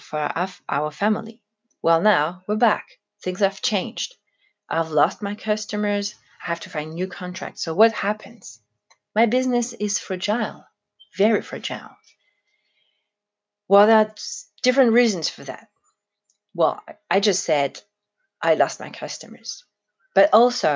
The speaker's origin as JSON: {"language": "English", "country": "France", "said": "for a French person, it was kind of a shock"}